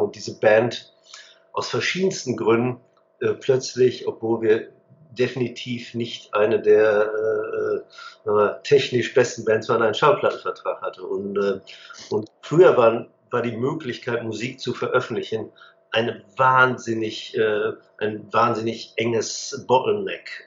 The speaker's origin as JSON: {"language": "German", "town": "Hagen", "region": "North Rhine-Westphalia", "country": "Germany", "tie": "born or raised there", "said": "ich bin in der Stadt Hagen groß geworden, am Rande des Sauerlands."}